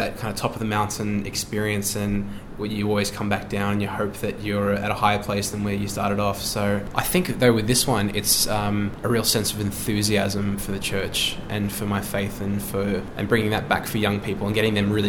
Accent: Melbourne, Victoria, Australia; I am from Melbourne.

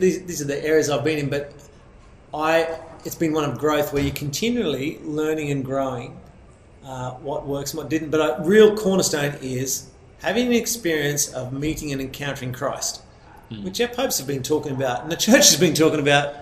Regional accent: Australia; growing up in Australia as a young Catholic guy out in a small town

